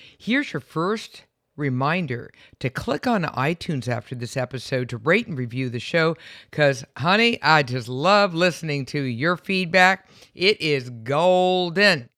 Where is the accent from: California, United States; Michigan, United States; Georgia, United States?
California, United States; San Francisco; I'm from San Francisco